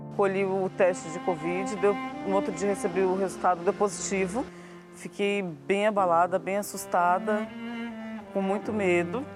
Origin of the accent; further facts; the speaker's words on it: São Paulo, Brazil; sou daqui de São Paulo